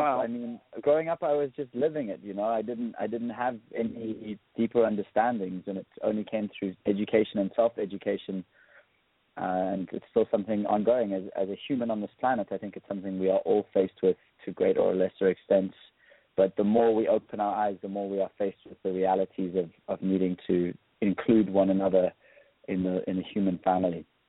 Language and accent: English; South Africa; also born or lived in London; I grew up in South Africa